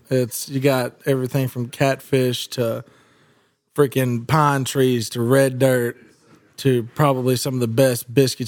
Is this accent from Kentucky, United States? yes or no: no; Philadelphia, Mississippi, United States; also born or lived in Meridian, Mississippi / Memphis, Tennessee; now in Nashville, United States; I was born in Meridian, Mississippi, raised in Philadelphia, Mississippi, and spent 6.5 years with my father here in Nashville, lived out in Leaper's Fork.